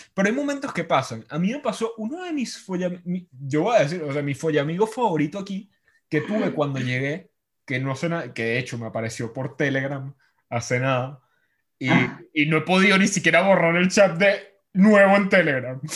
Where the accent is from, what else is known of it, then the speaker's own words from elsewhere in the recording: Venezuela; moved away; Yo extraño cosas de mi infancia en Venezuela